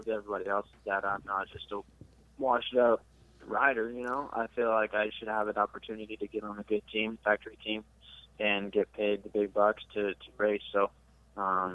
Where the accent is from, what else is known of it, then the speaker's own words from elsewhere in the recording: Alaska, United States; now in Texas, United States; I'm from Alaska, but I've been here for a while, so I'm a Texan.